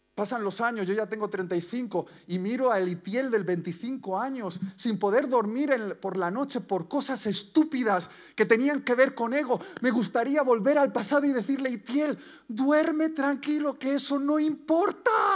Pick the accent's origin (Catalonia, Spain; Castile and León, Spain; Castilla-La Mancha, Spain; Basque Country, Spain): Basque Country, Spain; como buen vasco